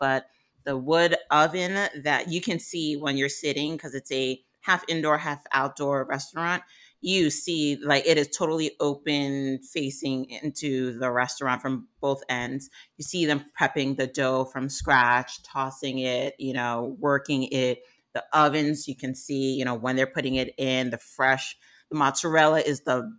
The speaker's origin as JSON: {"language": "English", "region": "New York", "country": "United States", "lives_now": "Los Angeles, United States", "said": "As a New Yorker, when I tell you coming out here to LA, it was a struggle to find good pizza like I know from back home."}